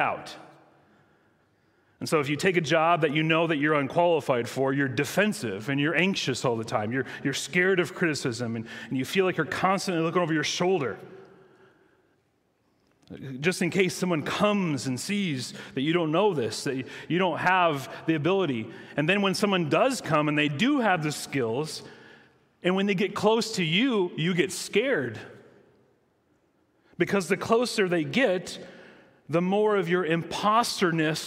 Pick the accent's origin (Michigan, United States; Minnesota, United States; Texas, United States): Michigan, United States; I grew up in Michigan